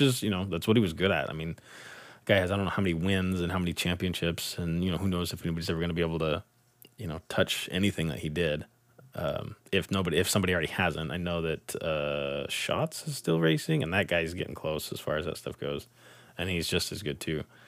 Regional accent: Tulare, California, United States; my hometown track, Tulare Thunderbolt Raceway

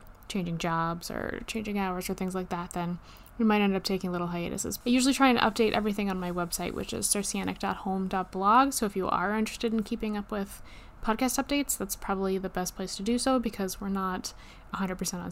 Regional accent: Canada; We are Canadian

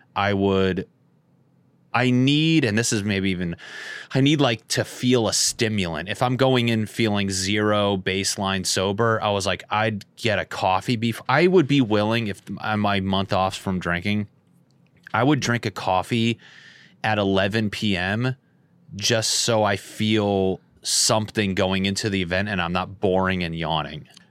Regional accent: Northeast, United States; moved away; I'm from the Northeast, and I did shows in Boston

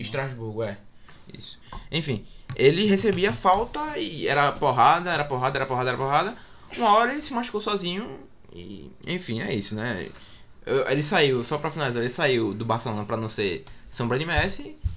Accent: Brazil; A gente, como brasileiro

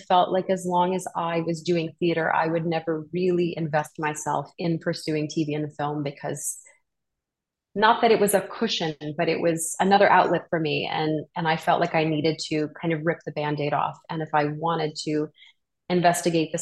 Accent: New Orleans, Louisiana, United States; I'm from New Orleans and I started doing community theater there when I was 5 years old

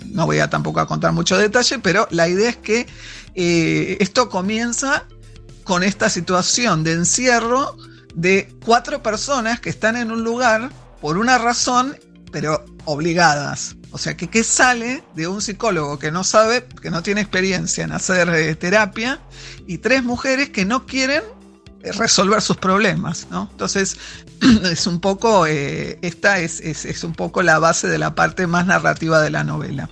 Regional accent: Buenos Aires, Argentina; yo soy porteña de pura cepa

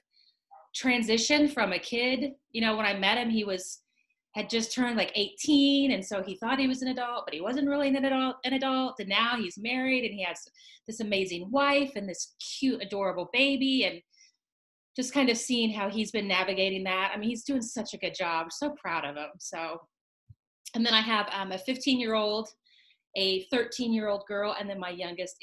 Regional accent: Kansas, United States; moved away as an adult; now in Texas, United States; I am originally from Kansas, born and raised. I've been living in the Lone Star State for about 15 years now

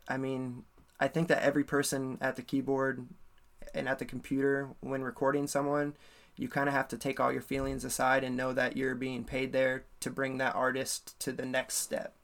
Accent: Ames, Iowa, United States; also born or lived in Minneapolis, Minnesota; I grew up in Ames, Iowa until I was like 19, and then I moved to Minneapolis for six years, and then I moved back here

